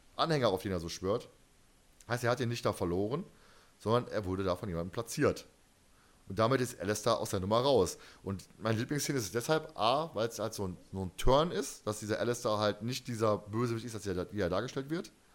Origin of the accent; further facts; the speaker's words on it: Germany; Ich bin Deutscher